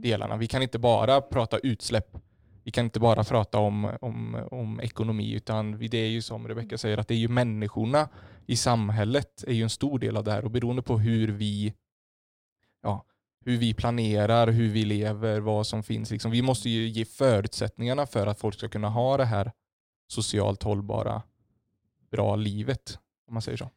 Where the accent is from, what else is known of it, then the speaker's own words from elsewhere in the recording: Sweden; vi som svenskar, vi står mm. tio meter från varandra vid busshållplatsen